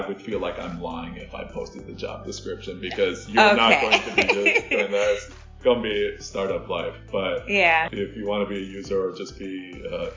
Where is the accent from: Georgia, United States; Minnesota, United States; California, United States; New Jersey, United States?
Minnesota, United States; Growing up in Minnesota